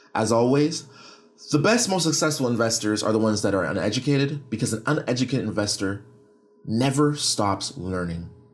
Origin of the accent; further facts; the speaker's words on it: Canada; I'm from Canada